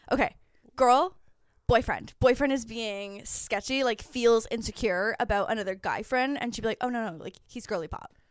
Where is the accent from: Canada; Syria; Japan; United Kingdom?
Canada; between Niagara Falls and Toronto, Ontario; moved away as an adult; now in Los Angeles, United States; I'm from actually just outside of Niagara Falls. So I'm between, my hometown is, like, between Niagara Falls and Toronto, and then I went to University of Toronto